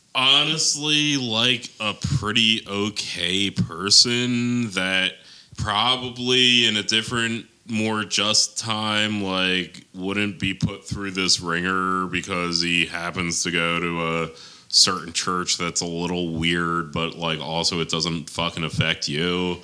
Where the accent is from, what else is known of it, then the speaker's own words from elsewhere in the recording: Ireland; I mean, as an Irishman